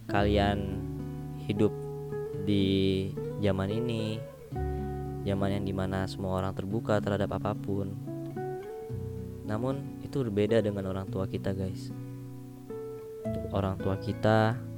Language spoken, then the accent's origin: Indonesian; Sumatra, Indonesia; karena aku lahir di Pulau Sumatera, eh karena aku dibesarkan dari Pulau Sumatera